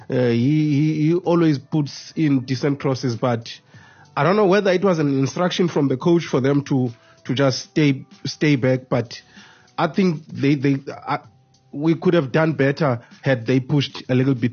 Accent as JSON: {"language": "English", "country": "South Africa", "said": "because I'm a South African"}